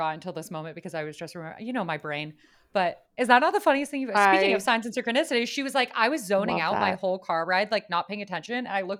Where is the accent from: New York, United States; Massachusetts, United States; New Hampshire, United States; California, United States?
California, United States; San Francisco; I was raised on Tartine in San Francisco when it was one location and it was prolific and it was well known in the community.